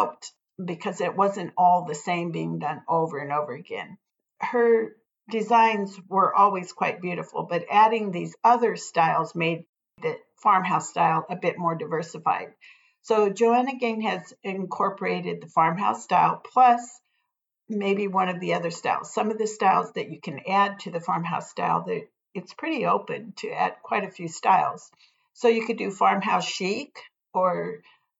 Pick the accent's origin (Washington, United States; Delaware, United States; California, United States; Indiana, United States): California, United States; Paso Robles; moved away; growing up in Paso Robles. That's in San Luis Obispo County, California